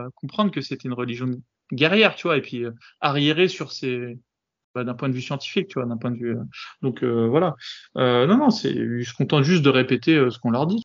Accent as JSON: {"language": "French", "country": "France", "said": "chez nous en France"}